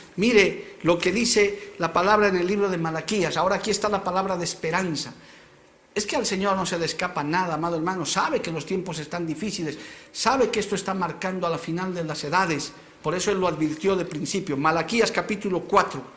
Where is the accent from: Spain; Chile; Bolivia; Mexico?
Bolivia; como bolivianos